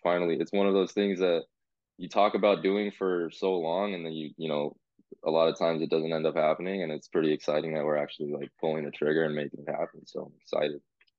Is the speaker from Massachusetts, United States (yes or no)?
no; San Jose, California, United States; I'm from San Jose, born and raised, lived in the Bay my whole life throughout college. Shout out West Valley, shout out Santa Clara. Growing up in NorCal, you know, there's a lot of Punjabis up here